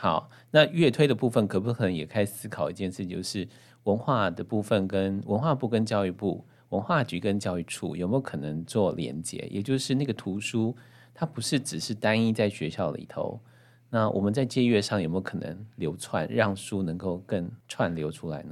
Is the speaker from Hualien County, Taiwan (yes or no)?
yes; Hualien County, Taiwan; 我们毕竟是花莲长大的孩子